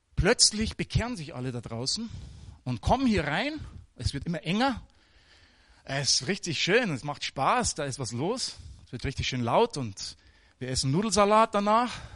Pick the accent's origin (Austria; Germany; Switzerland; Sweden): Germany; moved away; also born or lived in Africa; als Deutsche